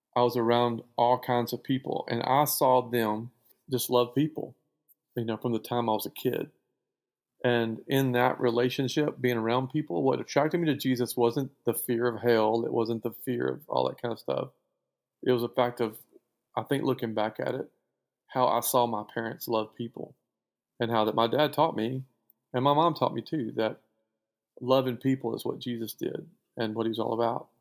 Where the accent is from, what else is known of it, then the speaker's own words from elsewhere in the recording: Spring Hill, Louisiana, United States; also born or lived in Lake Erling, Arkansas; just outside of Spring Hill, Louisiana, which is where I went to school and where I grew up.